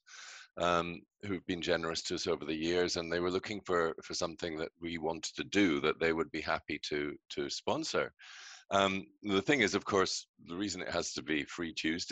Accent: Scotland, United Kingdom; now in Canada; you can hear I'm British, I'm from Scotland

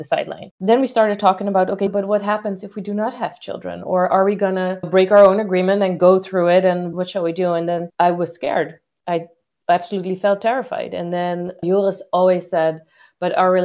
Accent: Suriname; moved away; I'm originally from Suriname

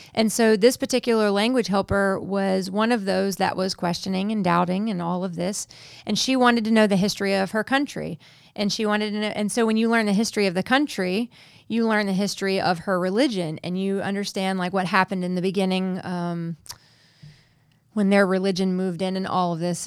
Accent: United States; moved away as an adult; as an American citizen, I don't have residency yet in this country

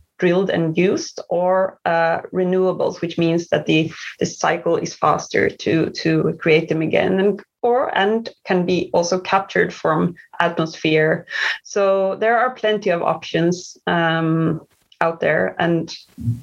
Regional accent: Sweden; moved away as an adult; also born or lived in Malmö / China / Asia; now in Düsseldorf, Germany; I'm originally from Sweden

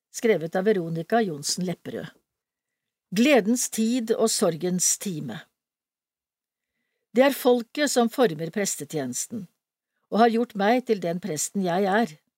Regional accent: Innlandet, Norway; Jeg har alltid kjent meg hjemme i Elverum og Trysil. Selv om jeg vokste opp på Hedmarken, har jeg i hele oppveksten en relasjon østover, gjennom familie og venner.

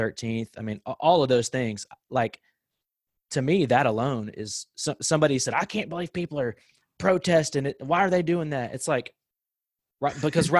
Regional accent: Sherwood, United States; growing up in Sherwood

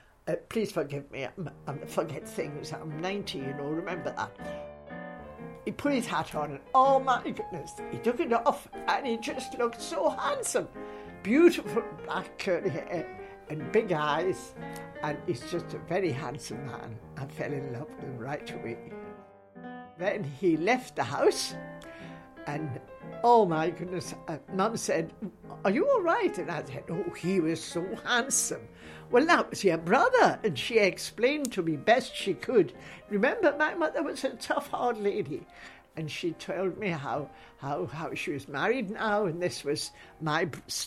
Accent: Newcastle, North East England, United Kingdom; now in Scotland; being half Scottish and half English is difficult, you know, because some people have taught me, my friends, they say, "Where did she come from anyway?" And I say, "Newcastle." But I'm a Scot now because I've lived here many, many years.

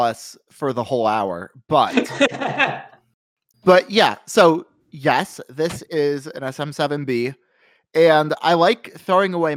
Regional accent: Iowa, United States; now in Wisconsin, United States; I'm from Iowa

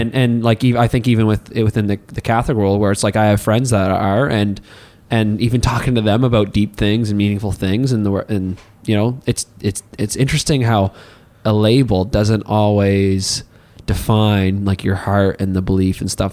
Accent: Hartland, New Brunswick, Canada; now in Miramichi, Canada; Since I am originally from Heartland, New Brunswick, uh, when I moved here to Mamercy

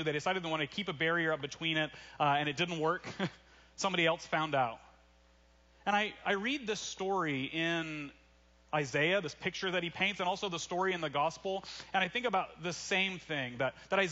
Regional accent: Russellville, Arkansas, United States; my hometown, Russellville, Arkansas

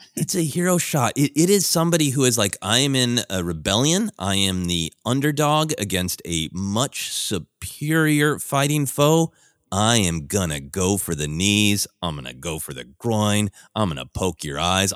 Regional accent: Minneapolis, Minnesota, United States; now in Los Angeles, United States; I live in Los Angeles now, but I grew up in Minneapolis

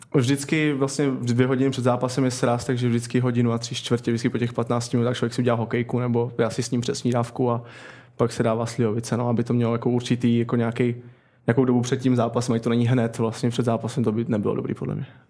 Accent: Kroměříž, Zlín Region, Czechia; moved away as an adult; also born or lived in Vsetín; now in Tampere, Finland; vyrůstal jsem nebo začal jsem v Kroměříži

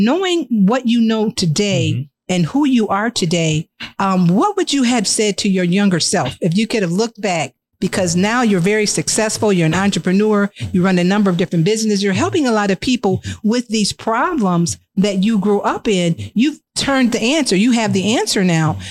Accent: Joliet, Illinois, United States; We're from the Hill as well

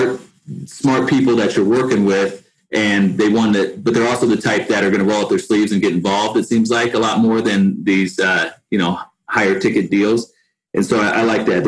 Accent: Denver, Colorado, United States; also born or lived in East Coast; I grew up in Denver for the most part and bounced around a little bit on the East Coast when I was really young. But grew up in Denver

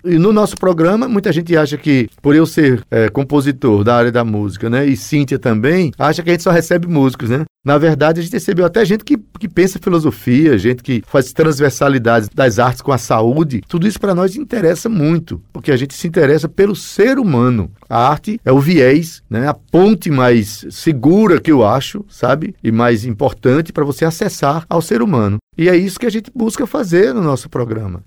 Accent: Itabaiana, Brazil; moved away; also born or lived in Jaguaribe; Itabaiana eu trago, né, as relações de infância

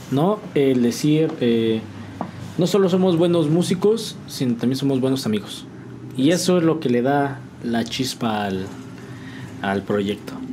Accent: San Juan del Río, Querétaro, Mexico; Somos mexicanos, somos sanjuanenses. Que se note que venimos de San Juan del Río, que se note que venimos de, México

